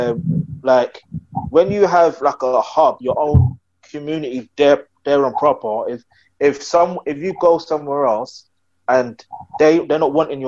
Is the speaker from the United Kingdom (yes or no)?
yes; United Kingdom; I'm not Nigerian, but I do say I am Nigerian, even though I was born in the UK.